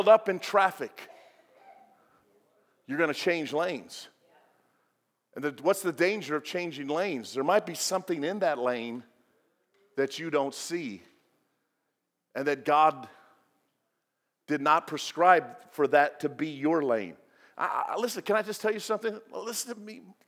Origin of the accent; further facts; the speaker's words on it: Illinois, United States; moved away; I'm from Illinois. I learned how to drive on the Dan Ryan